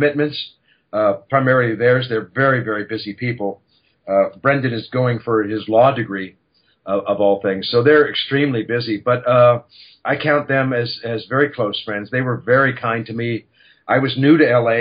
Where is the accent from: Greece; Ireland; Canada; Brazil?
Canada; moved away as an adult; now in Los Angeles, United States; I'm a Canadian boy